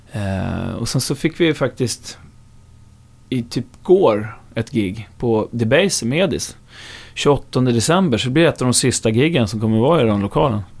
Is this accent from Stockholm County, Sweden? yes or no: yes; Upplands Väsby, Stockholm County, Sweden; om man ska vara helt noggrann så är jag väl från Upplands Väsby. Ja. Men det hör ju ändå till Storstockholm